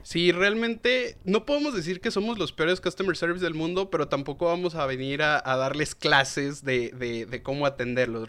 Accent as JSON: {"language": "Spanish", "town": "León", "region": "Guanajuato", "country": "Mexico", "tie": "born or raised there", "said": "la ciudad donde soy originario, de León, Guanajuato"}